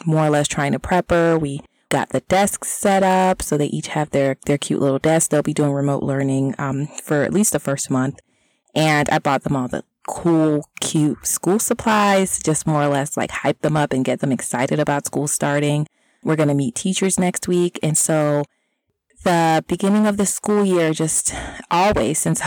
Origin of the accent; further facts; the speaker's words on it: Florida, United States; now in Mid-Atlantic, United States; I am originally from Florida